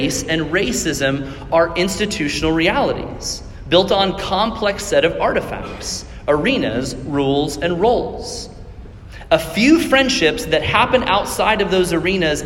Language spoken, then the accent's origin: English; Johnson County, Kansas, United States; I'm from Johnson County. I love Johnson County